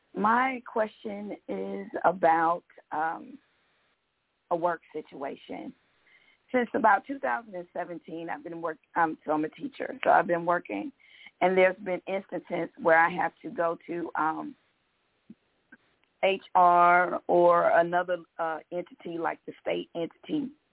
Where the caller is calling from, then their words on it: Georgia, United States; from Georgia.